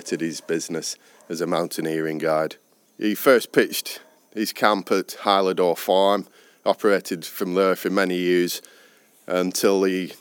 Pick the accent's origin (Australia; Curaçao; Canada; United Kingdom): United Kingdom; Blackburn, North West England; also born or lived in Lake District; I'm from Blackburn, Lancashire